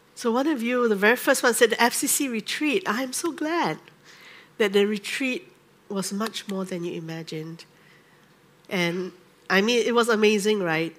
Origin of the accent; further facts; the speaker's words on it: Singapore; I grew up in the Methodist Church in Singapore